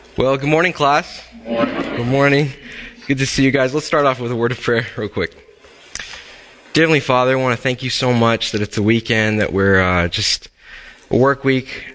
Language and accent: English; Texas, United States; moved away; my home state of Texas